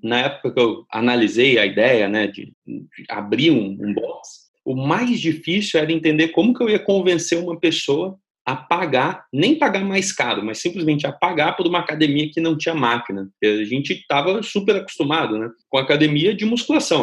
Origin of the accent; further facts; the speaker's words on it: São Carlos, São Paulo, Brazil; muito perto da cidade onde eu nasci, da cidade de São Carlos